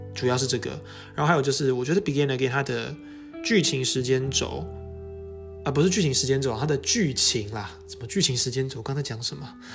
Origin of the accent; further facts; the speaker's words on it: Taiwan; 我们台湾人叫沙，巴拉歌嘛